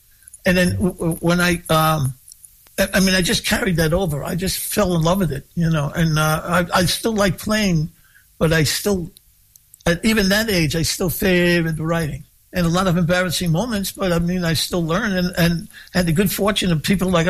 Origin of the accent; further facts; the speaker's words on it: Long Island, New York, United States; also born or lived in Brooklyn, New York; I was born in Brooklyn, New York. We moved out to Long Island.